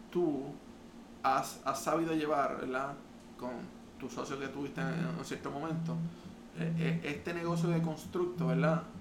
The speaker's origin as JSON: {"language": "Spanish", "country": "Puerto Rico"}